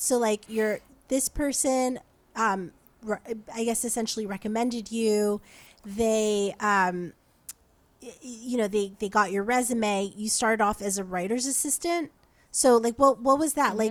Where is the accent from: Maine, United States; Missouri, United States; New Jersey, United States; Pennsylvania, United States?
New Jersey, United States; moved away as an adult; also born or lived in Brooklyn; now in Los Angeles, United States; I'm from New Jersey